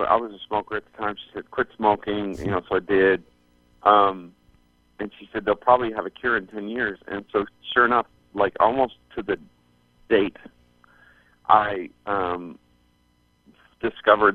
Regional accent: Canada; moved away as an adult; now in Arizona, United States; growing up in Canada

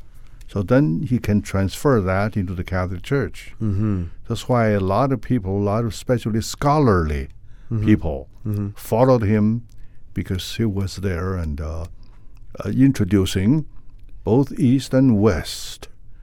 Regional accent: Beijing, China; also born or lived in Inner Mongolia; now in San Francisco, United States; Yeah, I was born there. And when I go back to Beijing, actually, I don't see too many the original Chinese Beijing people like myself.

